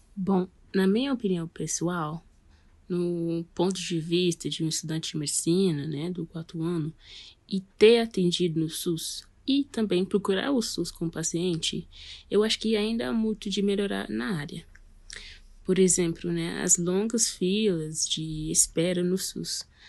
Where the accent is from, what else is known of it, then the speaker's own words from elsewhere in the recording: Guyana; now in Brasília, Brazil; eu sou natural da Guiana, que fica aqui no Mercúrio Sul